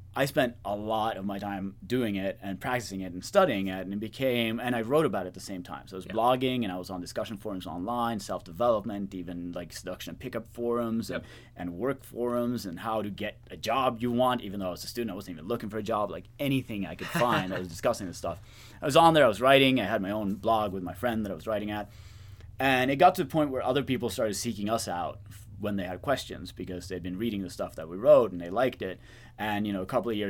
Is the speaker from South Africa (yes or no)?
no; Norway; moved away as an adult; now in United States; I'm originally from Norway, which is where I've done my work for the last decade or so.